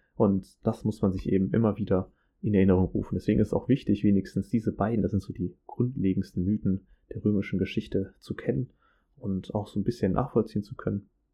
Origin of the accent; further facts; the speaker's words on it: Germany; bei uns in Deutschland